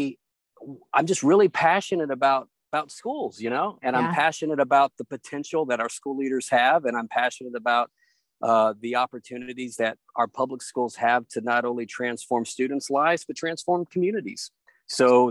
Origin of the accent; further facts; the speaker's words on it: Hardin County, Tennessee, United States; also born or lived in Northern Virginia; now in Washington, D.C. area, United States; I grew up in a small town in Tennessee. Shout out to Hardin County, Tennessee